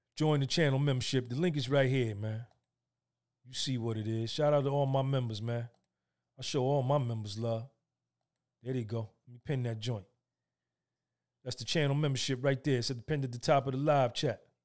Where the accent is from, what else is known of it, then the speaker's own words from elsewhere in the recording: New Jersey, United States; I grew up in North Jersey with a single mother from the South.